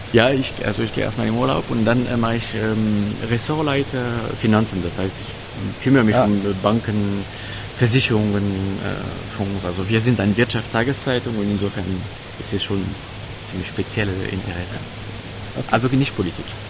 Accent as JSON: {"language": "German", "country": "France", "second_language": "German", "moved": "yes", "lives_now": "Germany", "said": "ich als Franzose"}